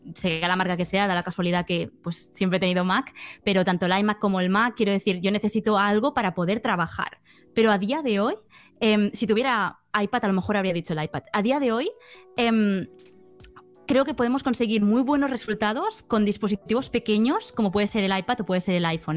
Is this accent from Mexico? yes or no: no; Barcelona, Catalonia, Spain; soy de Barcelona, soy una chica pues de 26 años